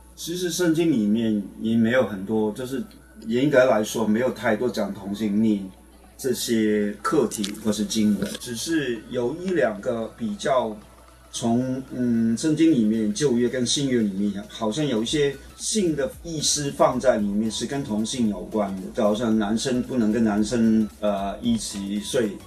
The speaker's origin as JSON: {"language": "Chinese", "country": "Hong Kong", "also_born_or_lived": "Taiwan", "moved": "as an adult", "lives_now": "Taipei, Taiwan", "said": "我是，呃，现在同光长老教会的牧师，但是我原来是香港国人"}